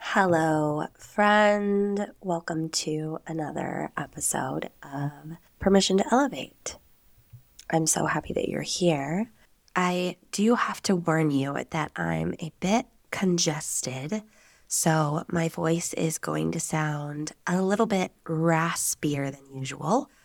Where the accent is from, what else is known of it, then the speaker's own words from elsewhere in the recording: Nevada, United States; moved away as an adult; now in Spain; I am an American. I am from the United States, from the beautiful sagebrush-filled state of Nevada